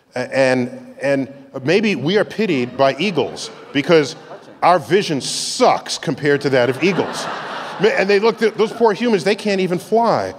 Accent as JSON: {"language": "English", "region": "New York", "country": "United States", "tie": "born or raised there", "said": "This is my hometown."}